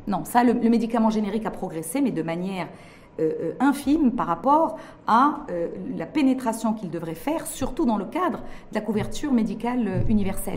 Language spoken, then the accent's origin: French; Morocco